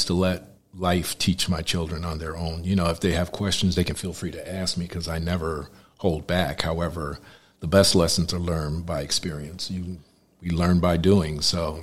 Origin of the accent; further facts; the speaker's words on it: Peekskill, New York, United States; I'm from Peekskill, New York